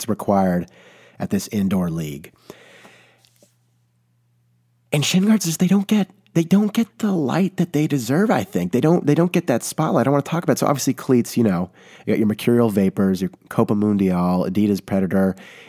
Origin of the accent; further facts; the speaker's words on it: California, United States; I can say that I'm from the Bay Area. Not many, you know, people can do that, but it's a hot commodity all of a sudden.